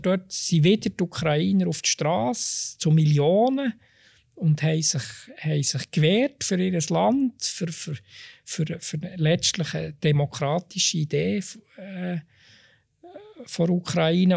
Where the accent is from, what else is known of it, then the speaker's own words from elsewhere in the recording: Switzerland; als Schweizer